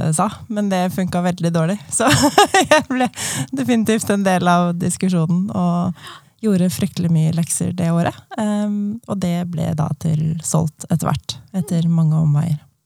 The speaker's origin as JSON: {"language": "Norwegian", "town": "Asker", "region": "Akershus", "country": "Norway", "said": "Jeg er en tobarnsmor fra Asker"}